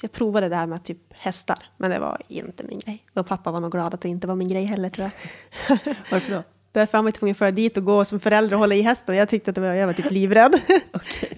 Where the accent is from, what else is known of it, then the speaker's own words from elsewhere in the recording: Norsjö, Västerbotten County, Sweden; moved away as an adult; now in Umeå, Sweden; jag är född i Norsjö, vilket är typ ett eh, litet ställe i inlandet. Västerbotten, typiskt småby.